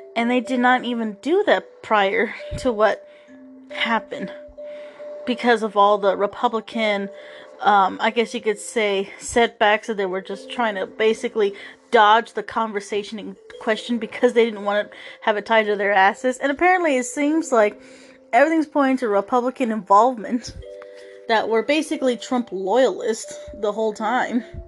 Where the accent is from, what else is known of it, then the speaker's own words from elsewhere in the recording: United States; as American citizens